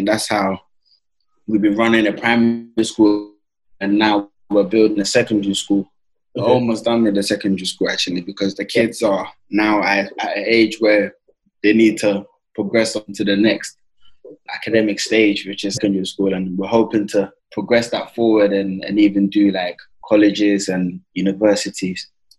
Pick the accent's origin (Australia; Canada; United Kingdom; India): United Kingdom; Mitcham, London; I grew up in Mitcham. We used to do community projects in Mitcham